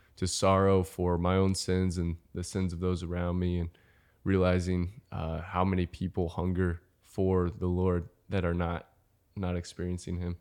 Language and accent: English; Overland Park, Kansas, United States; also born or lived in Denver, Colorado / Northwest Missouri; I am from Overland Park, Kansas. Uh, grew up here